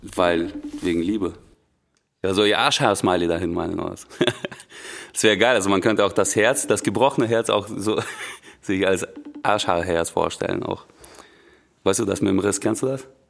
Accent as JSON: {"language": "German", "country": "Russia", "moved": "yes", "lives_now": "Germany"}